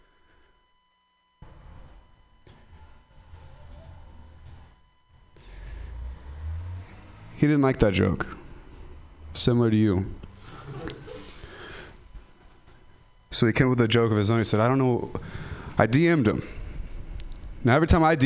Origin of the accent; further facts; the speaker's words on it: Ripon, California, United States; I'm from Ripon